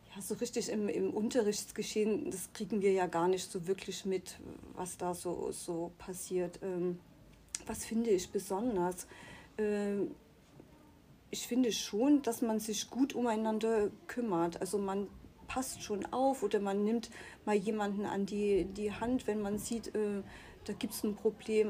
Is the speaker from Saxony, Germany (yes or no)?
yes; Chemnitz, Saxony, Germany; moved away; also born or lived in Müritz; da, wo ich herkomme, aus, aus Chemnitz